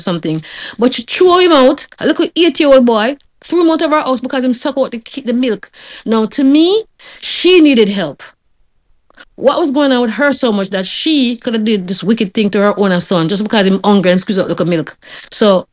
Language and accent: English; Jamaica; moved away; when I was growing up in Jamaica